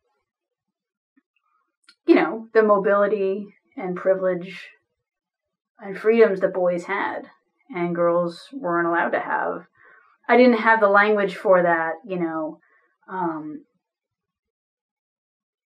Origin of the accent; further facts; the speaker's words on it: New Jersey, United States; now in St. Paul, United States; I live in St. Paul, Minnesota. I'm originally from New Jersey.